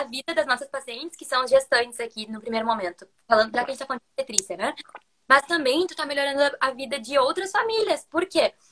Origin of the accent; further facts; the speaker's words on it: interior of Rio Grande do Sul, Brazil; also born or lived in Porto Alegre; eu sou de Porto Alegre, que é no Rio Grande do Sul. Na real, eu sou do interior do Rio Grande do Sul